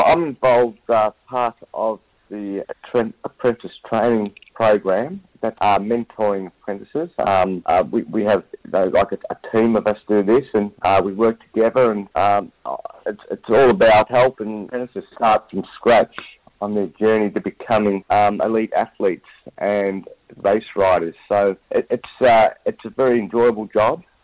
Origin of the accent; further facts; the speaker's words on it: Glenroy, Victoria, Australia; I grew up in Glenroy